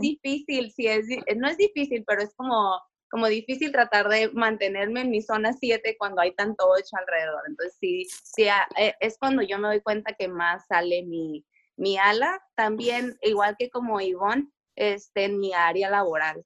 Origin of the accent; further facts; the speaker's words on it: Tijuana, Baja California, Mexico; also born or lived in San Diego; Crecí la mayor parte aquí en Tijuana y luego me fui a San Diego y luego me casé, me regresé a Tijuana